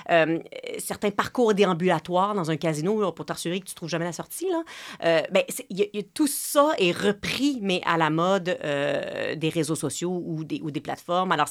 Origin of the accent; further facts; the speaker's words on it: Quebec, Canada; si on a grandi au Québec et que notre mère euh, vient d'ici, on reconnaît les petites expressions, les petites habitudes